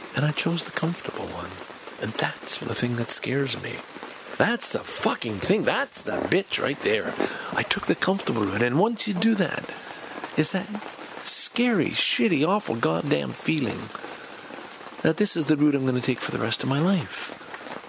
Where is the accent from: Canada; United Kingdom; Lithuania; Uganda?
Canada; Montreal, Quebec; I love growing up in Montreal.